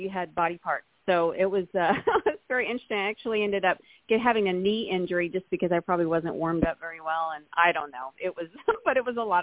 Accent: Texas, United States; also born or lived in Atlanta; I grew up in Texas. and which is where I am now

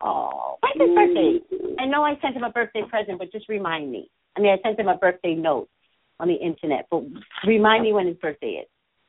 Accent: East Coast, New York, United States; now in California, United States; I'm from the East Coast, and in New York

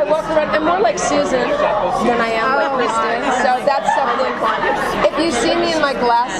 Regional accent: Midwest, United States; accent: Midwestern; my Midwestern accent

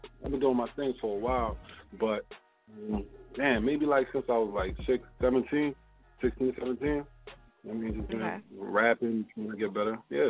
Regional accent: Philadelphia, Pennsylvania, United States; now in Upper Darby, United States; Well, I'm from West, but I moved out to Delaware County, you know what I'm saying, Upper Darby, but I'm from West Philadelphia, but, you know what I mean, mom saved a little money, moved us up to the county

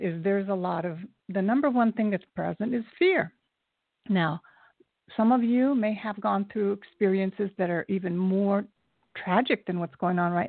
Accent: Japan; moved away; I was born in Japan. I'm half Japanese, and the other side is Scotch-Irish.

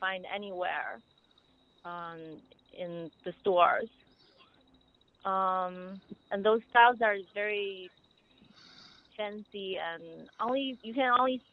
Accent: Beijing, China; moved away as an adult; also born or lived in Cambridge, United Kingdom; now in United States; I grew up in Beijing, China, and then I went to UK in Cambridge for my master's

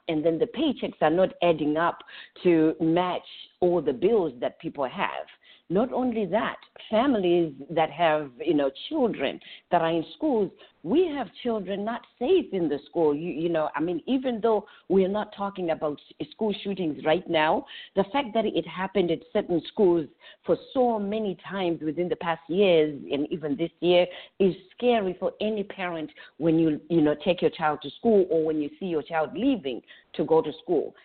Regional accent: Zimbabwe; moved away as an adult; now in Orlando, United States; I'm originally from Zimbabwe. I've been here in the United States

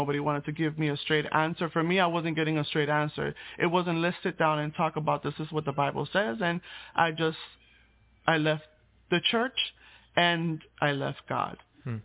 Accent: Puerto Rico; I was born in Puerto Rico

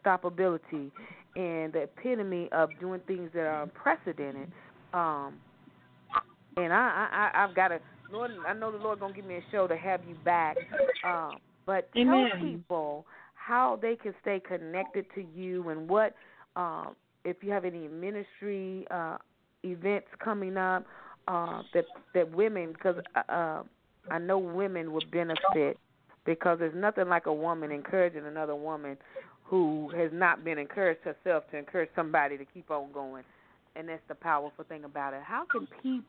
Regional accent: Louisville, Kentucky, United States; born or raised there

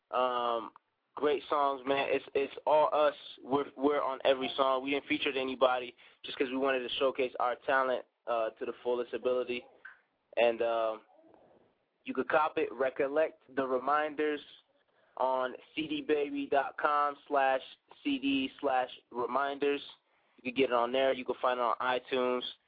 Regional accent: DR Congo; also born or lived in Brussels, Belgium; now in Colorado Springs, United States; I'm actually from from Belgium and raised in, in Central Africa

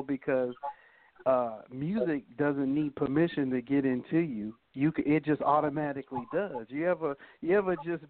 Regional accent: Boston, Massachusetts, United States; now in Akron, United States; I'm from Boston, Massachusetts, and I am residing in Akron, Ohio at the moment

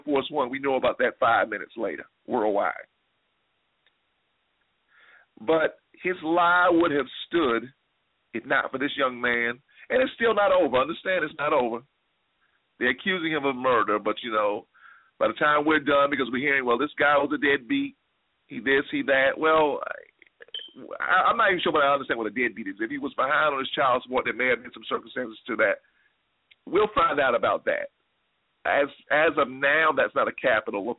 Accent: South Carolina, United States; moved away as an adult; now in Atlanta, United States; I grew up in South Carolina, and most of you all know that. That's home.

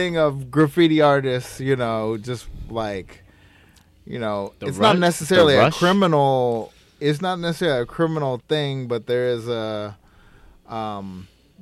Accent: Santa Monica, California, United States; also born or lived in Malibu / Venice / New York; growing up in fucking Santa Monica

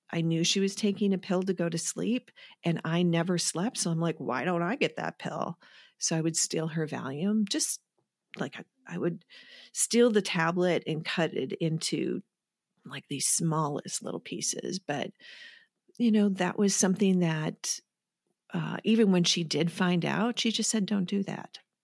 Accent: Wisconsin, United States; moved away as an adult; I'm from Wisconsin

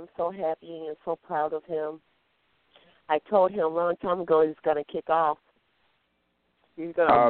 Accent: Adrian, Michigan, United States; Adrian, Michigan.

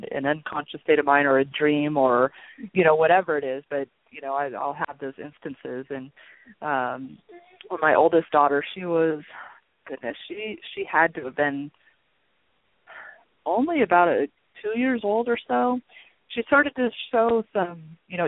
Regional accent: Long Beach, California, United States; also born or lived in Albuquerque, New Mexico; when we were seven, we moved to Long Beach, California, and I was pretty much raised there by my mom and my stepdad

